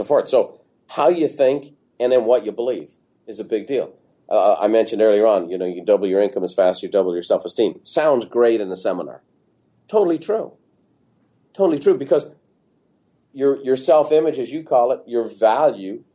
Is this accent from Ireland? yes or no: yes; Dublin, Leinster, Ireland; moved away as an adult; now in San Diego, United States; growing up in Ireland